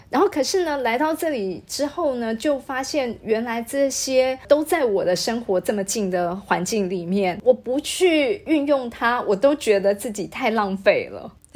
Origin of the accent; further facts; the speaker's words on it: Taiwan; moved away as an adult; now in Kuching, Malaysia; 毕竟我们是台湾人